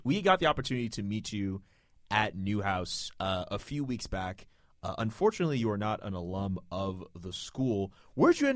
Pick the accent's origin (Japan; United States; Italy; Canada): Canada; I'm Canadian